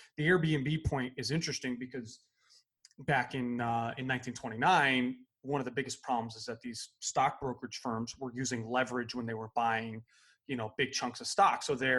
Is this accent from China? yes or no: no; United States; we have this like this inclination as Americans